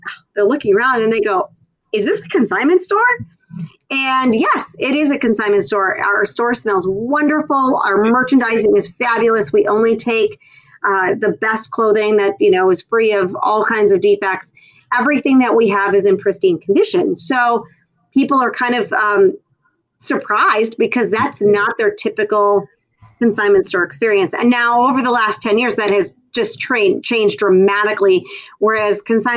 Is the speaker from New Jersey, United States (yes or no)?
no; Minnesota, United States; moved away as an adult; now in Florida, United States; I grew up in Minnesota on a very small farm in a farming community